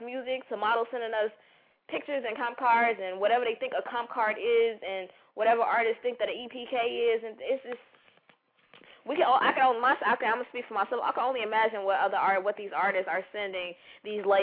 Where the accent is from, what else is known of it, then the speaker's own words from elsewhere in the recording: Chicago, Illinois, United States; I'm from Chicago